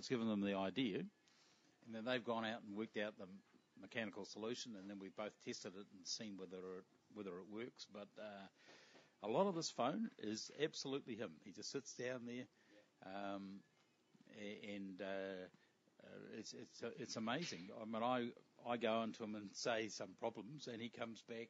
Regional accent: New Zealand; I'm a Kiwi

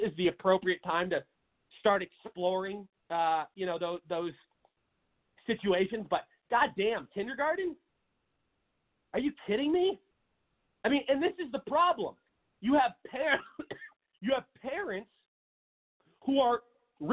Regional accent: Seattle, Washington, United States; in my home state of Washington, everybody knows I'm from the city of Seattle, Washington

